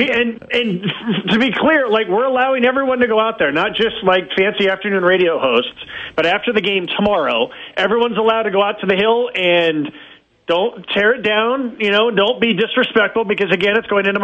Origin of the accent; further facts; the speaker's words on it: Pleasanton, California, United States; my hometown of Pleasanton, California